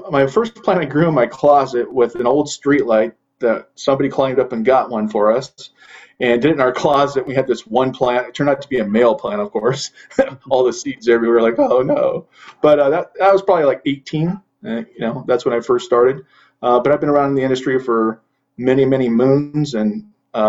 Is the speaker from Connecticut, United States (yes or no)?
no; Central California, United States; I was born and raised in Central California, four generations.